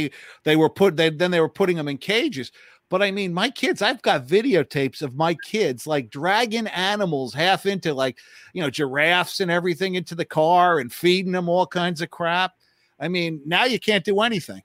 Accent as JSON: {"language": "English", "region": "New Jersey", "country": "United States", "said": "I'm from New Jersey"}